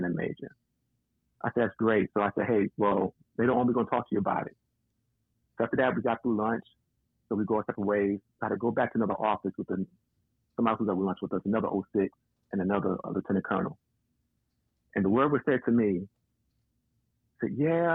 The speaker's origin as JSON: {"language": "English", "town": "New York City", "region": "New York", "country": "United States", "tie": "born or raised there", "moved": "yes", "said": "I was born and raised in Bronx, New York"}